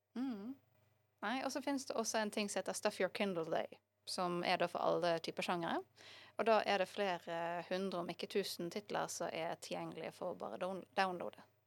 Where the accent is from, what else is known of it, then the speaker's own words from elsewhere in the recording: Bergen, Vestland, Norway; jeg har bare bodd i Bergen